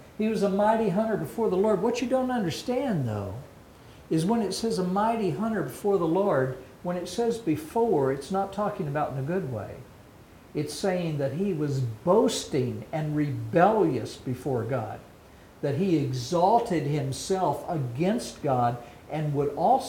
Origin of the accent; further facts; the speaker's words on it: Texas, United States; I was born and raised in Texas. Some people say I never really learned English. But here I am learning Hebrew. And now today, I can speak Hebrew